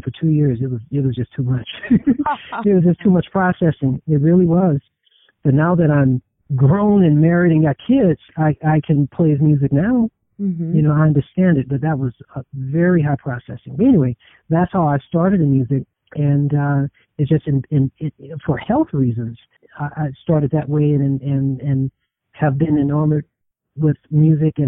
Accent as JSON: {"language": "English", "town": "East St. Louis", "region": "Illinois", "country": "United States", "tie": "born or raised there", "also_born_or_lived": "Detroit, Michigan", "said": "I was raised in East St. Louis, Illinois. You know, I was raised there, born in Detroit, but raised in East St. Louis."}